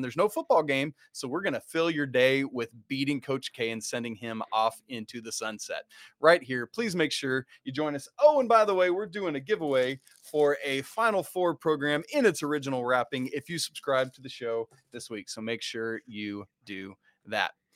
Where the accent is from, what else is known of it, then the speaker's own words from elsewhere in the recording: Arkansas, United States; I'm from Arkansas